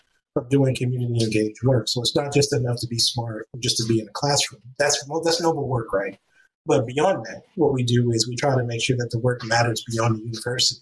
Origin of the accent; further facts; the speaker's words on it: California, United States; I'm from California, so it made sense to pick Spanish as the other language to learn